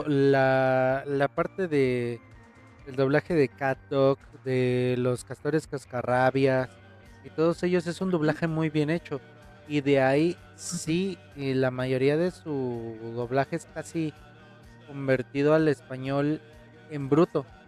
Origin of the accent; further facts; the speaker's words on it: Mexico; como mexicano